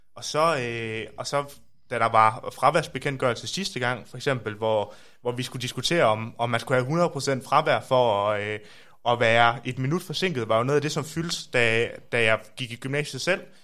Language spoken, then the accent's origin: Danish; Aarhus, Central Denmark Region, Denmark; accent: Aarhus dialect; moved away as an adult; now in Copenhagen, Denmark; er fra Aarhus, som man kan høre